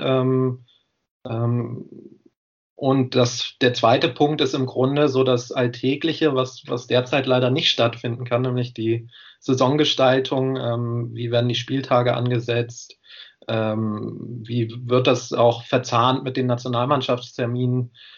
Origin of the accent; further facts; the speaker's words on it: Göttingen, Lower Saxony, Germany; moved away as an adult; now in Jena, Germany; ich komme ursprünglich aus Göttingen, aber bin dann im, im Rahmen des Studiums nach Jena gekommen